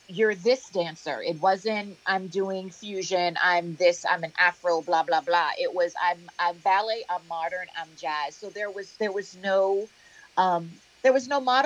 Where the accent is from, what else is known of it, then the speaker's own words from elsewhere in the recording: Bahamas; moved away; also born or lived in United States; growing up in the Bahamas, having that cultural reference, dance hall, soca, carnival, junkanoo